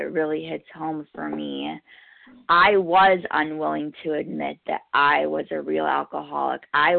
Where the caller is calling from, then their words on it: New York, United States; I'm calling in from New York, a gratefully recovered compulsive overeater.